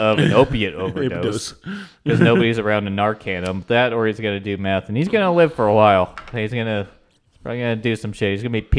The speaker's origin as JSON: {"language": "English", "region": "Northeast", "country": "United States", "tie": "born or raised there", "moved": "yes", "lives_now": "Southeastern US", "said": "growing up in the Northeast, there was a lot more Jews up there, and I went to the Southeast."}